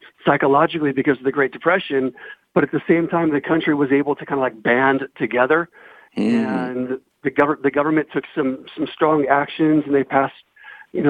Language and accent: English; South Gate, California, United States; I grew up in Southgate, which is kind of like a working class community in southeast Los Angeles